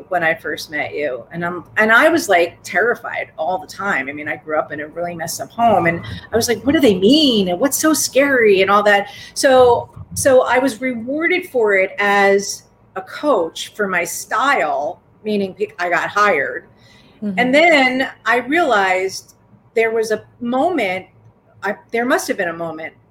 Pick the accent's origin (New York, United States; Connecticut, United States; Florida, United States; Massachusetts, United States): New York, United States; I'm a New Yorker